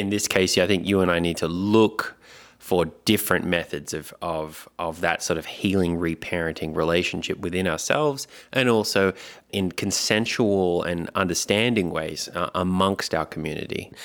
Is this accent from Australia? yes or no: yes; Australia; accent: Australian; it's an Australian accent